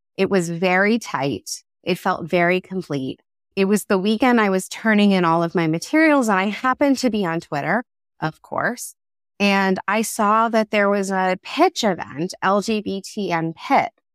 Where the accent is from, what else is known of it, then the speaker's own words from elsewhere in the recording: Philadelphia, Pennsylvania, United States; now in Massachusetts, United States; a woman who was born and raised in the Philadelphia area